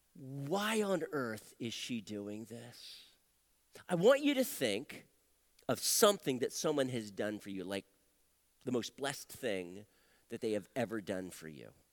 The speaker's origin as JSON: {"language": "English", "town": "Wilmington", "region": "Delaware", "country": "United States", "tie": "born or raised there", "also_born_or_lived": "Phoenix, Arizona", "moved": "as an adult", "said": "I was born and raised in Wilmington, Delaware"}